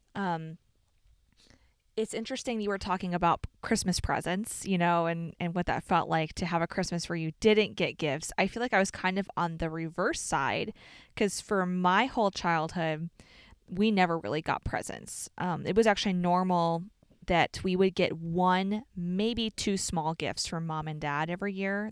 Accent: Chicago, Illinois, United States; we're from Chicago

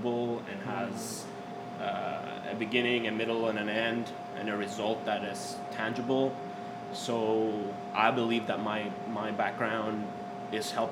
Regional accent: Cyprus; moved away as an adult; also born or lived in United Kingdom; now in Little Rock, United States; So we're both from Cyprus, born and raised in Cyprus

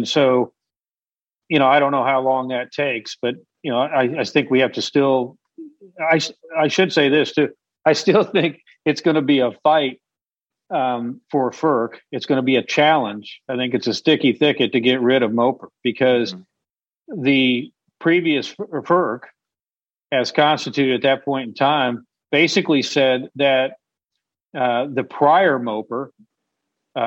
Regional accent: Illinois, United States; now in Texas, United States; I grew up in Illinois, and I'm a Chicago fan of all sports

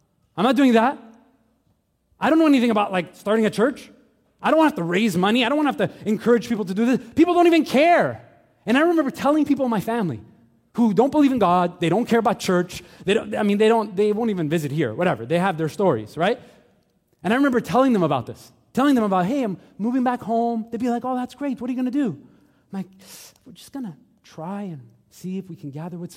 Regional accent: Montreal, Quebec, Canada; also born or lived in St. Leonard / Laval; I grew up here in Montreal. I grew up in St. Michel.

